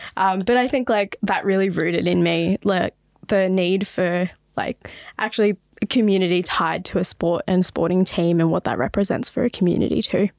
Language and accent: English; Sydney, New South Wales, Australia; also born or lived in Botswana; growing up in Western Sydney